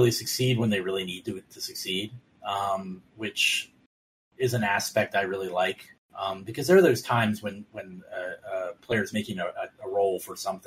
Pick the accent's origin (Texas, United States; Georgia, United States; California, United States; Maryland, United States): Maryland, United States; Baltimore; I'm from Baltimore